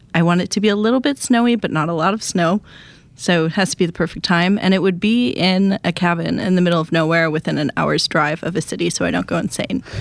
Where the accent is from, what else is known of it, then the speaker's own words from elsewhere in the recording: Wisconsin, United States; I'm from Wisconsin.